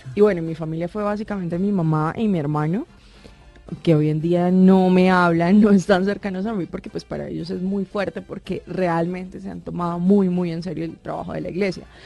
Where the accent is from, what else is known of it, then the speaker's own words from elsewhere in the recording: Cúcuta, Norte de Santander, Colombia; soy cucuteña, soy calentana